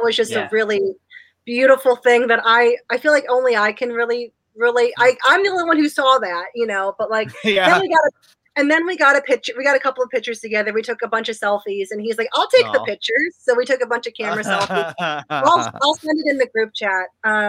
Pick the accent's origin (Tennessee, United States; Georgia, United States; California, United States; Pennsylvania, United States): Tennessee, United States; Nashville; I told him I was from Nashville.